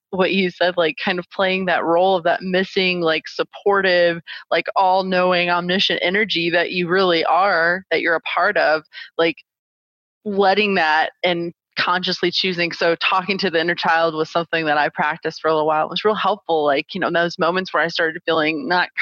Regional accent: St. Louis, Missouri, United States; moved away as an adult; now in Phoenix, United States; I am originally from St. Louis, Missouri. And born and raised, my whole family is still there.

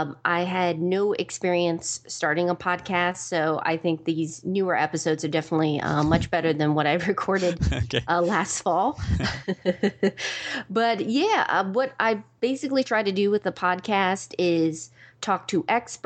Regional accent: New York, United States; born there; also born or lived in Georgia / Maryland / Virginia; now in Raleigh, United States; I consider myself an East Coast girl. I was born in New York, lived in Georgia, Maryland, Virginia, and now I'm in Raleigh, North Carolina.

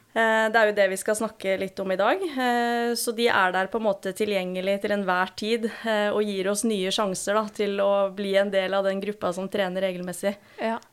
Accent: Nesodden, Akershus, Norway; moved away as an adult; now in Trondheim, Norway; Født og oppvokst på Nesodden, en liten halvøy utafor Oslo. Flytta hit til Trondheim for ti år siden som 18-åring.

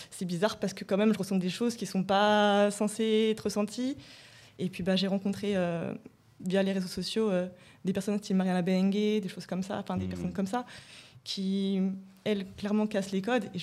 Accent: Rouen, Normandy, France; now in Paris, France; j'ai emménagé sur Paris. Et avant, je, je venais de Rouen. Et à Rouen, il y avait aucune représentation.

